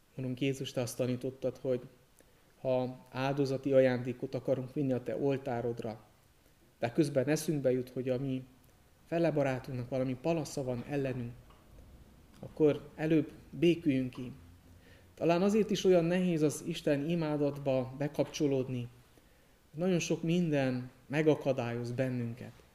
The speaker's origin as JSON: {"language": "Hungarian", "town": "Târgu Mureș", "region": "Mureș County", "country": "Romania", "tie": "born or raised there", "also_born_or_lived": "Cluj-Napoca, Romania / Alba County, Romania", "moved": "as an adult", "said": "Marosvásárhelyen születtem, Marosvásárhelyi születésű vagyok, ott is nevelkedtem"}